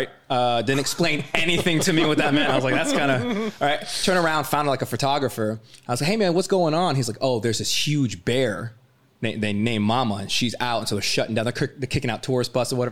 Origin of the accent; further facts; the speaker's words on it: Florida, United States; I'm from Florida